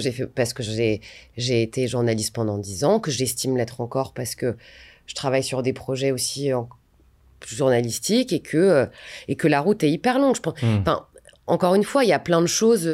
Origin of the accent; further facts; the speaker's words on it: Valenciennes, Hauts-de-France, France; moved away; Je viens de Valenciennes